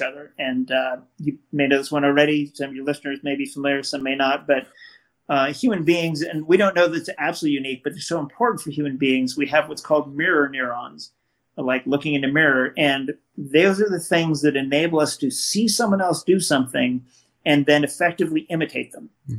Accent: West Coast, United States; I grew up in the West Coast

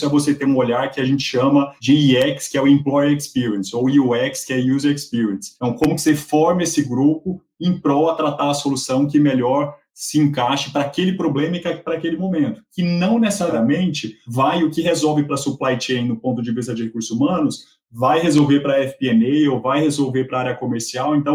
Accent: Argentina; Eu acredito, e aí sou eu argentino falando

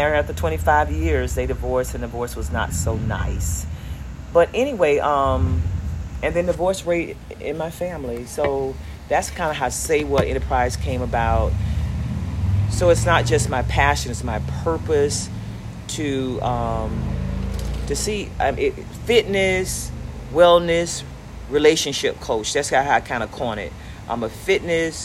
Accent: Delray Beach, Florida, United States; Born and raised in Delray Beach some almost 60 years ago

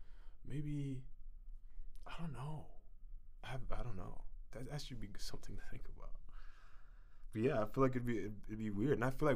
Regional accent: Ghana; now in Vancouver, Canada; I'm from Ghana

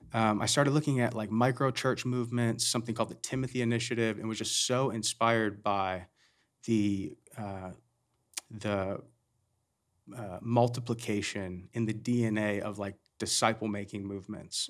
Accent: United States; We're all American

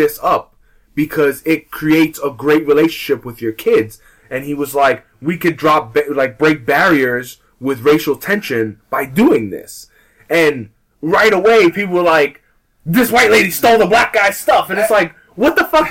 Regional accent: United States; we're American

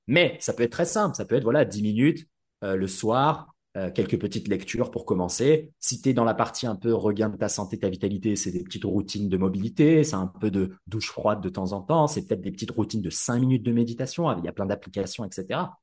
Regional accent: Paris, Île-de-France, France; moved away as an adult; also born or lived in Tokyo, Japan; j'ai grandi à Paris

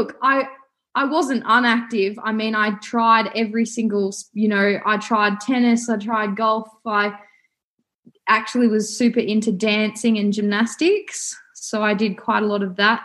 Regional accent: Wangaratta, Victoria, Australia; also born or lived in Porepunkah, Victoria / Albury, New South Wales; I was born in Wangaratta, born and bred in northeast Victoria

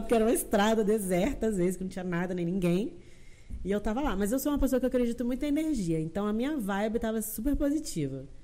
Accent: Brazil; moved away as an adult; also born or lived in Chile; eu sou brasileira

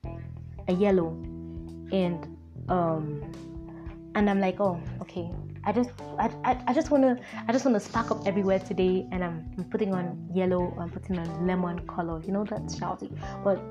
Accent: Akwa Ibom, Nigeria; I am a Nigerian. I come from Akwa Ibom State

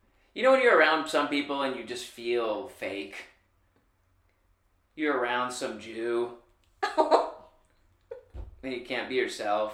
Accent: Michigan, United States; born or raised there

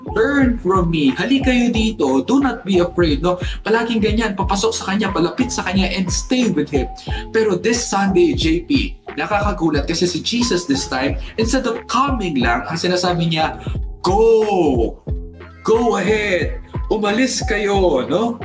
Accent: Central Luzon, Philippines; kapampangan po ako

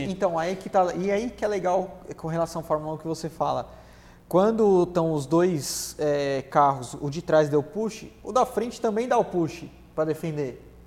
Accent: São Paulo, Brazil; Eu nasci lá em Interlagos.

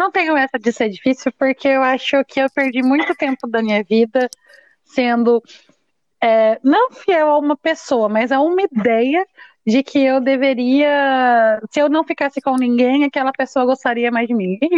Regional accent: São José, São Paulo, Brazil; also born or lived in Jacareí; Eu tenho 25 anos, eu sou de São

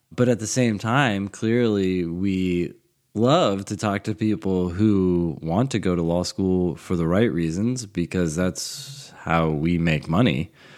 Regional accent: California, United States; now in Vienna, Virginia, United States; I grew up in California, in, like, the desert

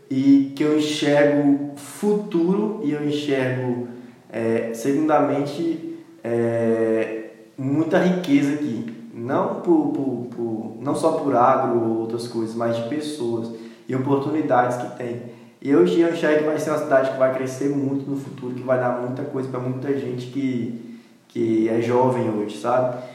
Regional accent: Ibotirama, Bahia, Brazil; now in Luís Eduardo Magalhães, Brazil; sou de Botirama

